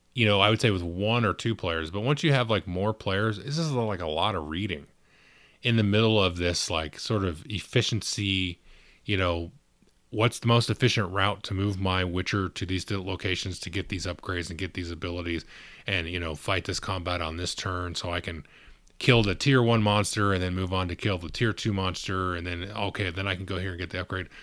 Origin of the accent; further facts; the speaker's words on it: Southern California, United States; I'm from Southern California